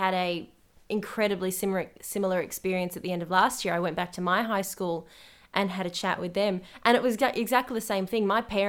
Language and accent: English; United Kingdom; I'm British, absolutely, and I will fight people on this.